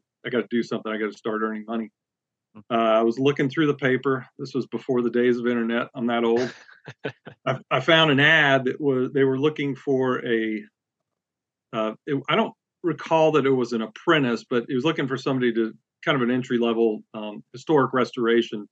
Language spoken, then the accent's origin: English; West Palm Beach, Florida, United States; moved away as an adult; also born or lived in Boone, North Carolina; now in Central Virginia, United States; I'm originally from West Palm Beach, Florida, grew up there, went to school in Boone, North Carolina